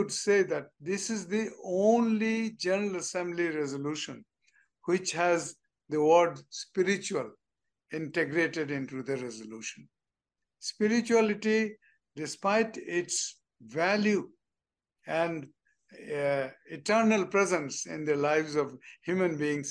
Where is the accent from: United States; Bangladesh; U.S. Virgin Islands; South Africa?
Bangladesh; moved away as an adult; from Bangladesh, just a greenhorn diplomat